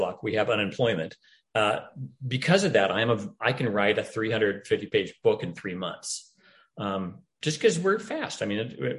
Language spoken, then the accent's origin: English; Idaho, United States; now in Portland, United States; I'm from Idaho originally, live in Oregon